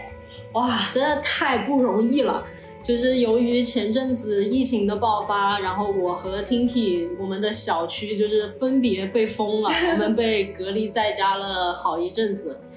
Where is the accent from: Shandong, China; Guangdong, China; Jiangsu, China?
Guangdong, China; 因为从小在这边长大，所以我我也会讲广东话嘛。